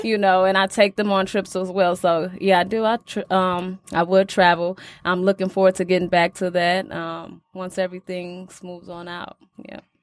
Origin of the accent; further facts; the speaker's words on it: Detroit, Michigan, United States; Growing up in Detroit, really, you know, it's more rough